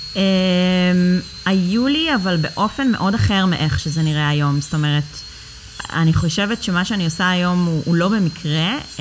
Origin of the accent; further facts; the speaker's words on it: Ra'anana, Central District, Israel; אני במקור מרעננה, עיר האורות